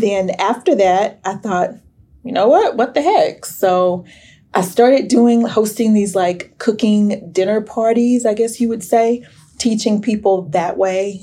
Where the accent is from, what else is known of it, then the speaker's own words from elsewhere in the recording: Sherman, Texas, United States; growing up in Sherman